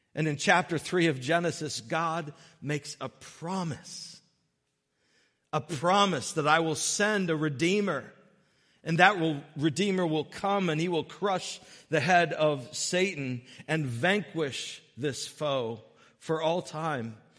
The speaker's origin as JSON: {"language": "English", "region": "Connecticut", "country": "United States", "tie": "born or raised there", "said": "when I was young, growing up in Connecticut with my mom and dad"}